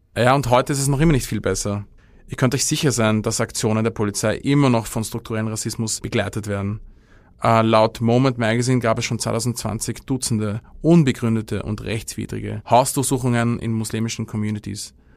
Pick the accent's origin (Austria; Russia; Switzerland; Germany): Austria; als Österreicher